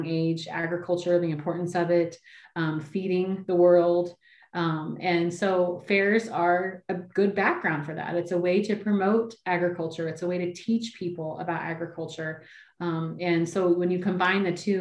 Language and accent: English; New Berlin, Illinois, United States; also born or lived in Kissimmee, Florida; now in Indiana, United States; I started answering phones at my hometown fairgrounds when I was 14.